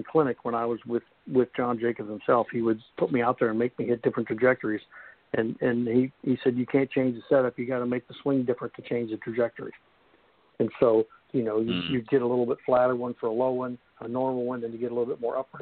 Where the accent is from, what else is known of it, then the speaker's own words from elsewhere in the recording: Kansas, United States; I grew up in Kansas where, you know, if the wind ever stopped blowing, you'd fall down